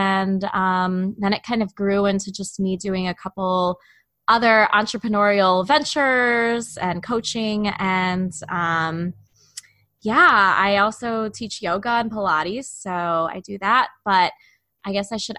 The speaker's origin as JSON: {"language": "English", "town": "Chicago", "region": "Illinois", "country": "United States", "also_born_or_lived": "Indiana", "said": "I'm from the Chicago area"}